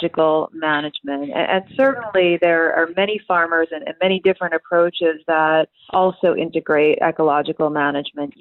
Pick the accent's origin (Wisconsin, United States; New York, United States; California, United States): Wisconsin, United States; Milwaukee; moved away as an adult; also born or lived in Pullman, Washington; I grew up outside of Milwaukee